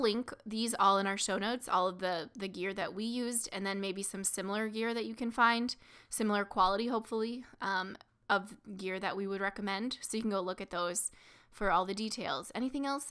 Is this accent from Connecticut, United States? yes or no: no; small town Missouri, United States; right in my hometown, um, basically small town Missouri